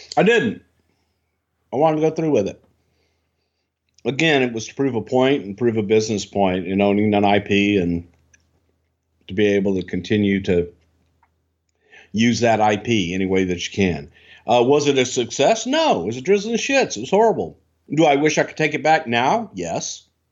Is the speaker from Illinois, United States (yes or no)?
no; Texas, United States; I'm from Texas